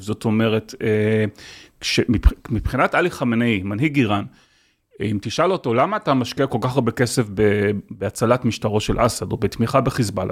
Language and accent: Hebrew; Israel; בתור ישראלי